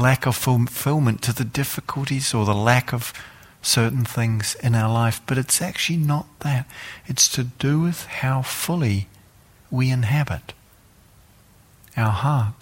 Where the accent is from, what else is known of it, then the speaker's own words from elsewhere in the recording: New Zealand; I come from New Zealand